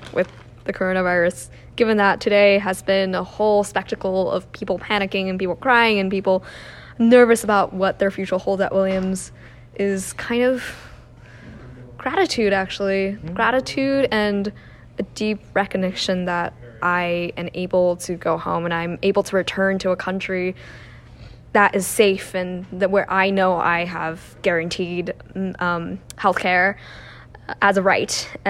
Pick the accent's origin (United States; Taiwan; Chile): Taiwan; moved away as an adult; I'm from the class of 2023. I come from Taiwan.